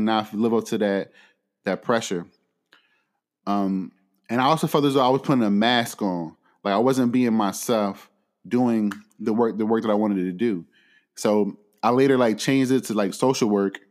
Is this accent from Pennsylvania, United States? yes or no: yes; Philadelphia, Pennsylvania, United States; moved away; I'm born and raised in Philly